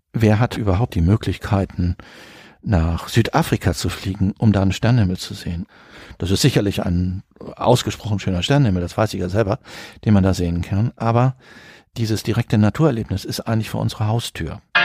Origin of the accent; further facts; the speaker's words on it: Northern Germany, Germany; now in Cologne, Germany; Ich bin gebürtiger Norddeutscher, der jetzt seit mehreren Jahrzehnten in Köln wohnt